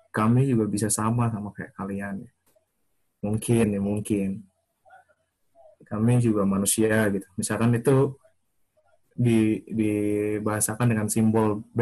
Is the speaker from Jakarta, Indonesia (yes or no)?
no; Papua, Indonesia; moved away as an adult; kita semua merantau dari Papua keluar kan emang tujuannya pengen jadi yang lebih baik lagi kan terus balik ke sana buat bangun daerah yang lebih baik kan